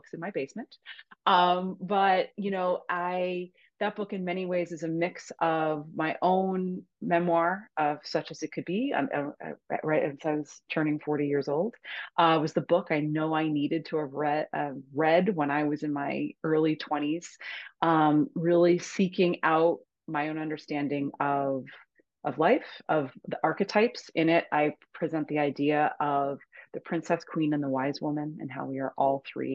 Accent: Cape Cod, Massachusetts, United States; now in Hudson Valley, New York, United States; Cape Cod, Massachusetts, where I'm from originally

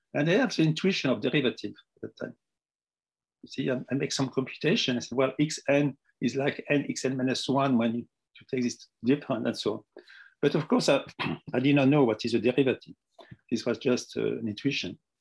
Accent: Tunisia; moved away as an adult; also born or lived in Morocco; now in France; I was born in Tunisia

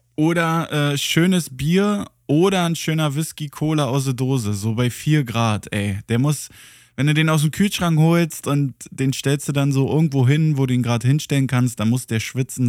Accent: Germany; als Deutscher

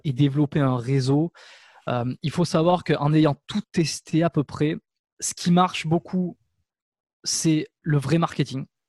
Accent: France; moved away as an adult; also born or lived in Canada; j'ai eu une occasion de m'installer en France dans ma région natale

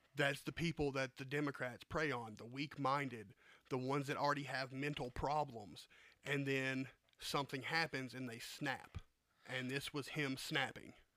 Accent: the South, United States; I grew up in the South.

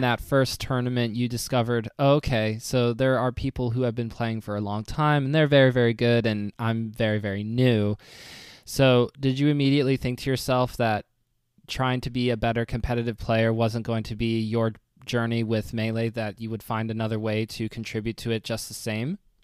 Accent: United States; speaking as an American

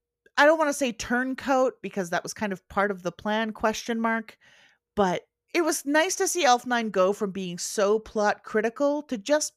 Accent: Canada; that got me thinking about what Canadian Precure would be like, because I am Canadian.

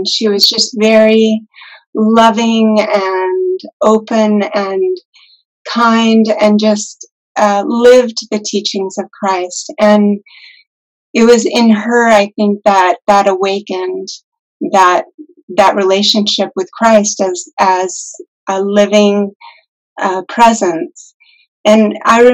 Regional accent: Lake Tahoe, United States; also born or lived in Reno, Nevada / Ananda Village, California; I grew up in Lake Tahoe, not very far from here, and actually have always lived in this area

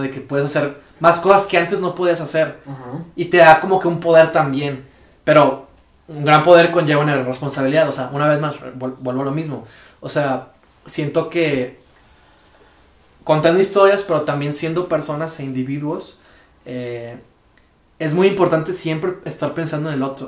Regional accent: Mexico; soy mexicano

